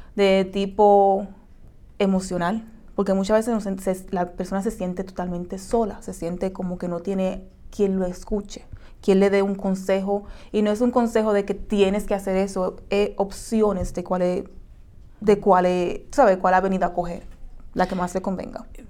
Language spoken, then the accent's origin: Spanish; Dominican Republic; now in United States